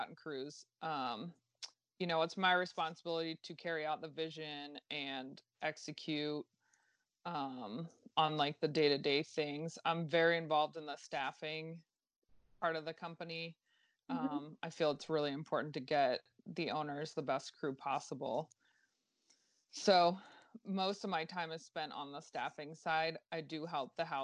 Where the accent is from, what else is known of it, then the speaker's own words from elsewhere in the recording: Fort Lauderdale, Florida, United States; now in West Palm Beach, United States; I grew up in Fort Lauderdale